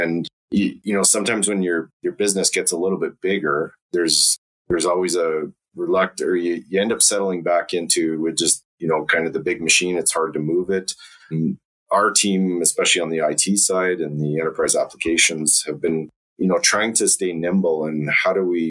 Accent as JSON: {"language": "English", "town": "Calgary", "region": "Alberta", "country": "Canada", "tie": "born or raised there", "said": "I grew up in Calgary, so I'm native Calgarian, or just outside of Calgary, actually, on a farm"}